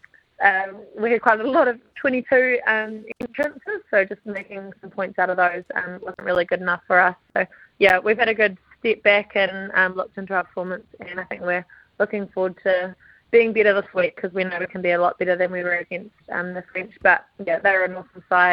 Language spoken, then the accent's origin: English; South Island, New Zealand; I come from the South Island, so I feel pretty at home down here.